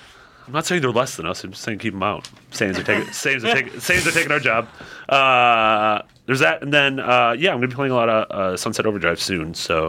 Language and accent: English; Wisconsin, United States; growing up in Wisconsin